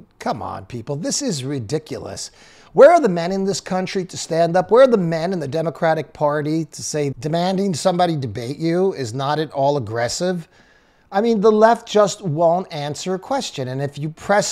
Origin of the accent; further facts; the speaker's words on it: New York City, New York, United States; I'm from the Bronx. I'm Italian